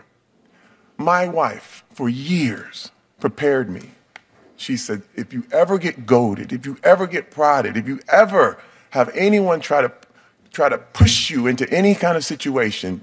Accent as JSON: {"language": "English", "town": "Flint", "region": "Michigan", "country": "United States", "said": "I'm from Flint, Michigan"}